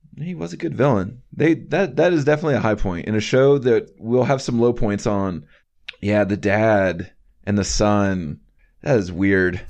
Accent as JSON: {"language": "English", "region": "North Carolina", "country": "United States", "said": "I'm from North Carolina."}